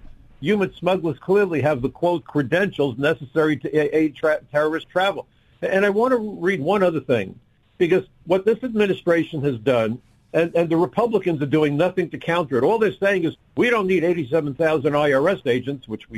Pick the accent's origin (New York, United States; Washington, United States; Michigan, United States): New York, United States; New York City; I'm a New Yorker.